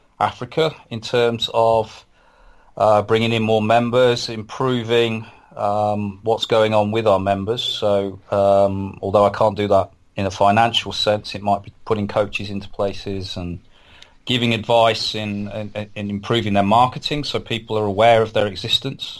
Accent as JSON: {"language": "English", "town": "Burbage", "region": "East Midlands", "country": "United Kingdom", "said": "he lived in Burbage, where I'm from."}